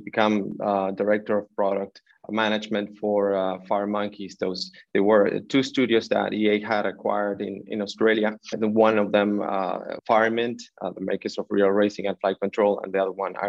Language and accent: English; Buenos Aires, Argentina; moved away as an adult; also born or lived in London / Santiago, Chile; I was born in Buenos Aires, Argentina